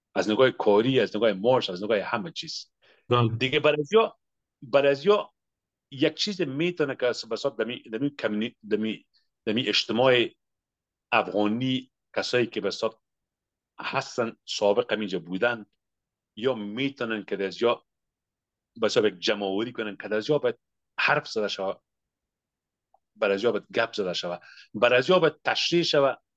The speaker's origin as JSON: {"language": "Persian", "country": "Afghanistan", "also_born_or_lived": "Pakistan", "moved": "as an adult", "lives_now": "Canada", "said": "30 سال پیش که ما از افغانستان آمدیم"}